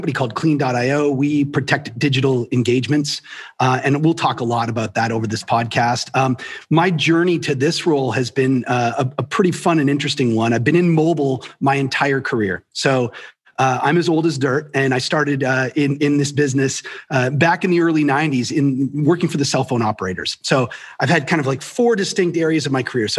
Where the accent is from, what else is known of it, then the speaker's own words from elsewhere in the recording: Canada; I'm Canadian